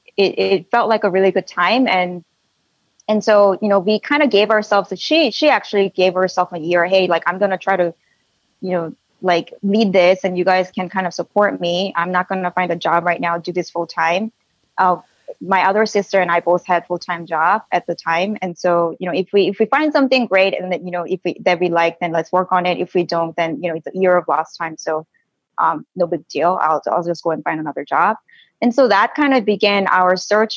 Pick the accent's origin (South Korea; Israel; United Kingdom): South Korea; now in Silicon Valley, United States; when I was little, growing up in Korea with my two sisters